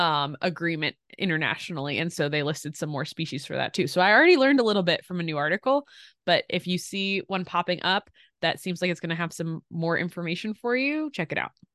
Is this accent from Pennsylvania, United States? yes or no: yes; Pottstown, Pennsylvania, United States; moved away; if I had to never leave my hometown